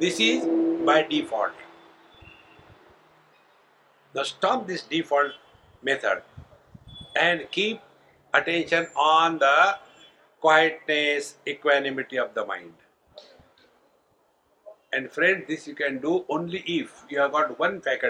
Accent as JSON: {"language": "English", "country": "India", "said": "being Indian"}